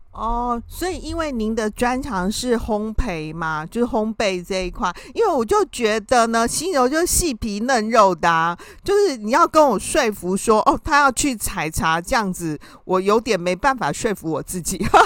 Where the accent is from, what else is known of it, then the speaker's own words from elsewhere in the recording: Taiwan; 我们台湾人